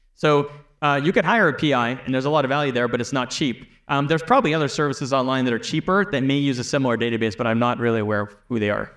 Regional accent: Canada; I'm from Canada

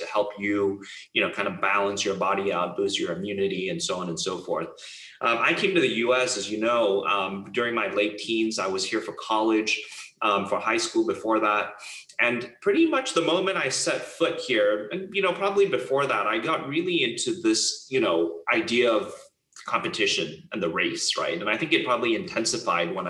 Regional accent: Hong Kong; I grew up in Hong Kong

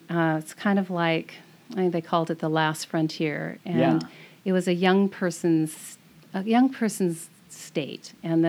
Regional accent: Bellevue, Washington, United States; also born or lived in Redmond, Washington; now in Camano Island, United States; I grew up in Bellevue, Washington. Basically, it was more like Redmond, Washington, because we were kind of on the border between Bellevue and Redmond.

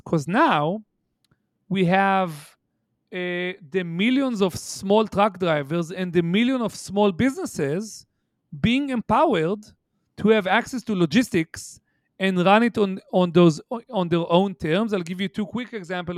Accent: Haifa, Haifa District, Israel; moved away; my hometown, eh, if you'll entertain me, which is Haifa, Israel

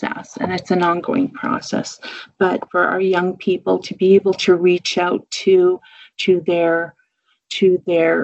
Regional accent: Kuchiching First Nation, Treaty 3, Ontario, Canada; also born or lived in Onigaming, Ontario; I am from Treaty 3, Kuchiching First Nation.

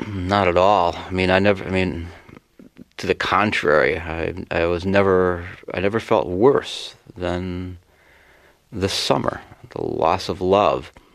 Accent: Worthington, Minnesota, United States; I grew up in a little town called Worthington, Minnesota, population 10,000

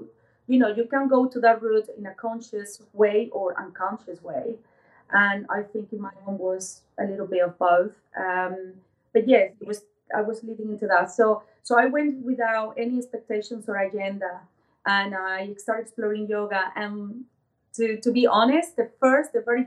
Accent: Venezuela; moved away as an adult; now in United Kingdom; I was born in Venezuela, so I'm originally from Latin America. Moved into the UK about 20 years ago

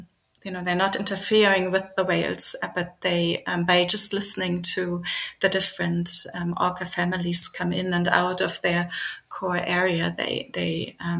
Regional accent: Berlin, Germany; moved away; I grew up in Berlin, so I grew up in a big city far away from the ocean

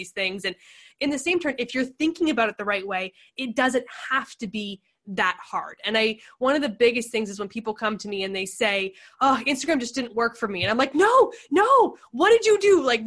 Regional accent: Victoria, British Columbia, Canada; moved away as an adult; also born or lived in Northern Alberta / Ottawa, Ontario; now in San Diego, United States; I was born in Northern Alberta, 6 hours north of Calgary, lived in Ottawa, Ontario, and then consider Victoria, BC to be home, which is obviously super close to Vancouver. And that's where I went to high school.

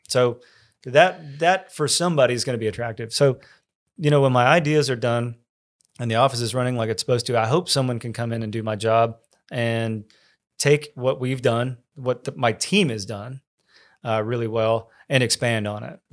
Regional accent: College Station, Texas, United States; I grew up in College Station

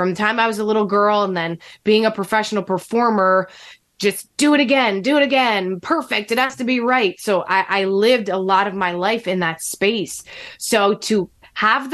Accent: New Jersey, United States; born or raised there

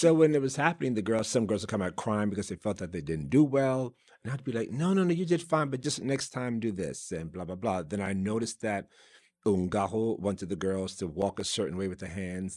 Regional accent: New York City, New York, United States; growing up in New York City in the South Bronx, seven, you know, number seven out of ten kids

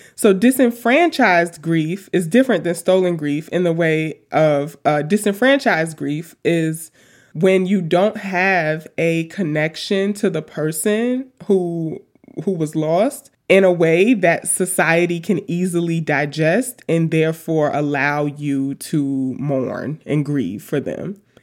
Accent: New York City, New York, United States; also born or lived in Washington / Tacoma; now in Philadelphia, United States; I grew up in Queens.

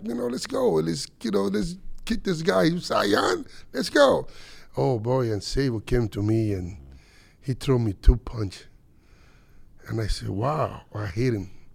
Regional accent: Dominican Republic; moved away; I came out from Dominican from a little town that nobody even know.

